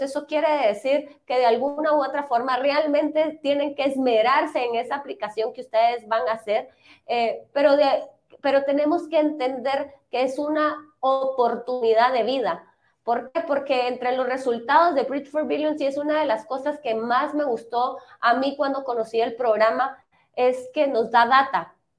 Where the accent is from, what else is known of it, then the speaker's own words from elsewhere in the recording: Guatemala; nosotros como guatemaltecos